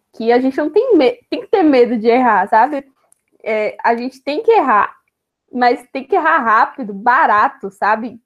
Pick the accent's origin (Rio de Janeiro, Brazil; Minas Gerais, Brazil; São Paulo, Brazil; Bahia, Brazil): Bahia, Brazil; sou aqui da Bahia